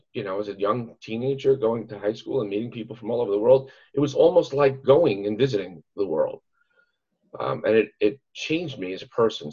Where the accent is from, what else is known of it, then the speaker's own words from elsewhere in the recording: New York City, New York, United States; now in Central Pennsylvania, United States; having grown up in, in New York City